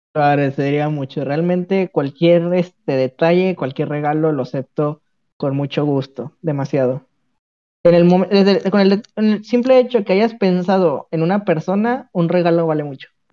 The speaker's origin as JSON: {"language": "Spanish", "country": "Mexico", "said": "los mexicanos somos"}